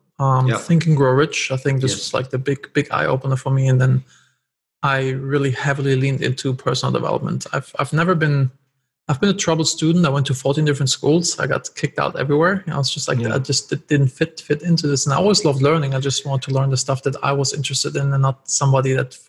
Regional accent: Wiesbaden, Hesse, Germany; moved away as an adult; also born or lived in United States; now in Turkey; I'm originally from Germany.

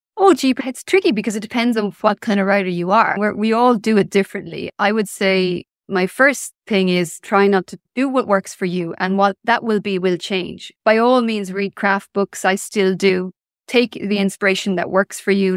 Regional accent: Ireland; also born or lived in Limerick; I was born in nineteen seventy-six in Ireland. So I grew up in the eighties and early nineties

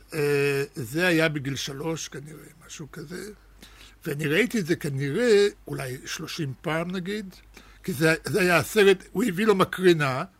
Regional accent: Netanya, Central District, Israel; Hebrew is a second language; also born or lived in Russia / Germany / Ramat HaShofet; הייתי בן שמונה כשהגענו לארץ

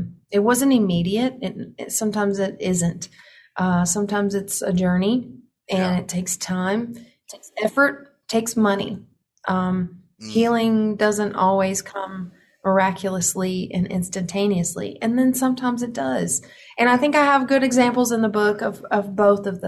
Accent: the Bible Belt, United States; me growing up in the Bible Belt, me growing up in a conservative family

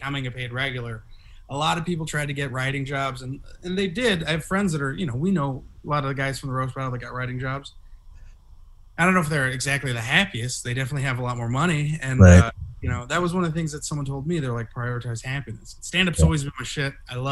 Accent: San Jose, California, United States; I'm from Eastside San Jose

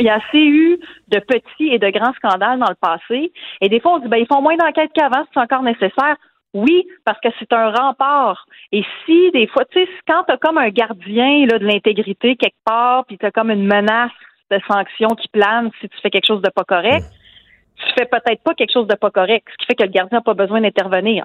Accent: Quebec City, Quebec, Canada; moi, je viens de Québec, je vous l'ai dit, j'ai grandi sur la rive sud et dans Louis-Hébert, en banlieue ouest de Québec

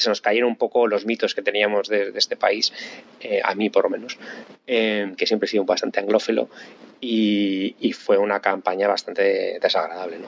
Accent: Spain; accent: Castilian / Spanish; moved away as an adult; now in London, United Kingdom; con el acento tan fuerte que tengo todavía cuando hablo en, en inglés, acento castellano o español

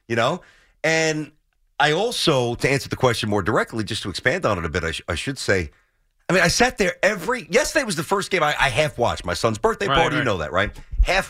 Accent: New York City, New York, United States; growing up in Brooklyn

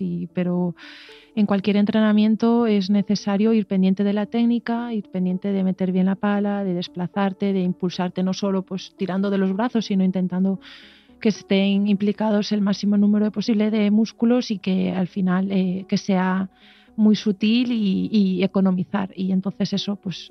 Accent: Aldán, Galicia, Spain; also born or lived in O Grove; yo gallega como soy, rodeada de, de mar, de Ogrove, de Aldán, que, yo nací en Aldán

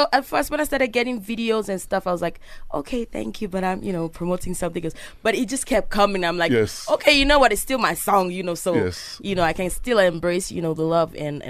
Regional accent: Lagos, Nigeria; also born or lived in Ekiti State; Okay, I was born in Isolo, Lagos State, Nigeria.

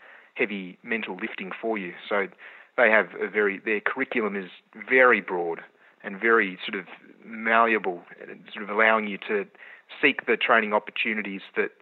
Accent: Canberra, Australian Capital Territory, Australia; moved away as an adult; also born or lived in New South Wales / Alice Springs / Tasmania; now in Queenstown, Australia; I grew up in Canberra

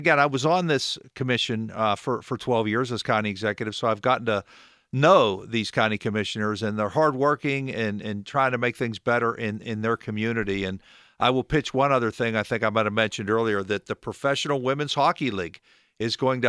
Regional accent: Pittsburgh, Pennsylvania, United States; like the neighborhood I grew up in Garfield, to see some of the things that are happening along Penn Avenue and in Lawrenceville.

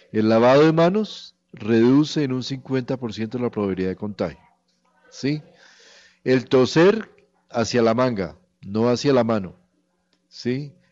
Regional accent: Colombia; somos el país bailador del mundo, nosotros bailamos agarrados todo el tiempo, entonces somos los colombianos.

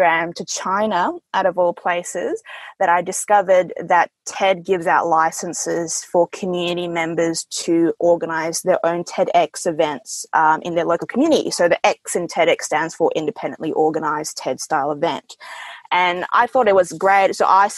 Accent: Perth, Western Australia, Australia; English is a second language; also born or lived in Jakarta, Indonesia; I was born in Jakarta, Indonesia, and I came over here to Perth when I was 7 years old. And at that time, I didn't know English very well

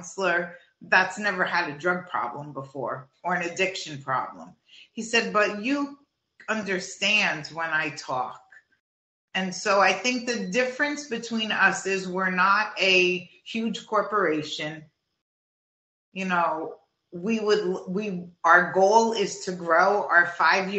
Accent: New Jersey, United States; also born or lived in Florida; now in Manitoba, Canada; I'm from New Jersey originally

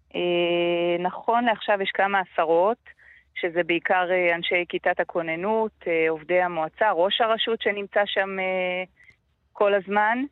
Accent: Metula, Northern District, Israel; אני נולדתי, גדלתי במטולה

